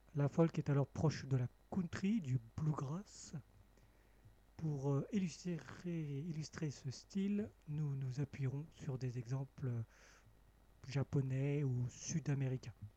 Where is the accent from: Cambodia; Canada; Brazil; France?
Cambodia; moved away; mon pays natal, le Cambodge